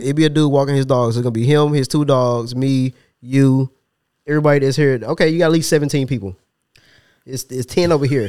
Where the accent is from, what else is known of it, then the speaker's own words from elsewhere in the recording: Ypsilanti, Michigan, United States; I'm from Ypsilanti.